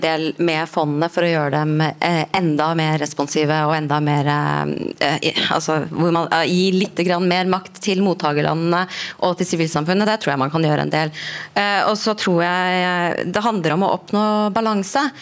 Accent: Norway; vi som, som nordmenn

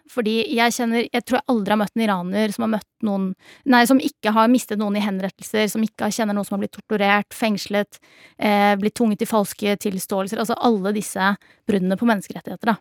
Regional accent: Norway; født og oppvokst her i Norge

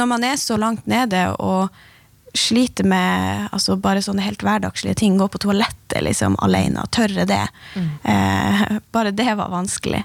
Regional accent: Finnmark, Norway; som finnmarkinger

